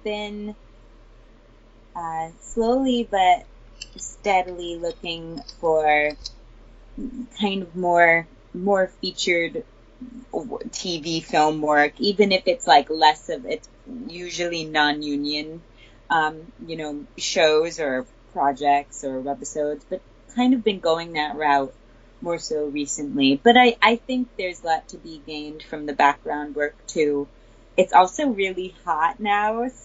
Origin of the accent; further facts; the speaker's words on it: Newtown, Connecticut, United States; I'm from Newtown, Connecticut.